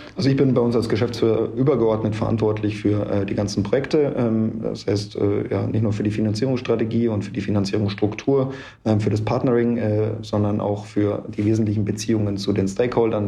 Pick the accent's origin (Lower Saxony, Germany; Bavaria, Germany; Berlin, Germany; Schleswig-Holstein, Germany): Bavaria, Germany; Munich; 39 Jahre alt, gebürtiger Münchner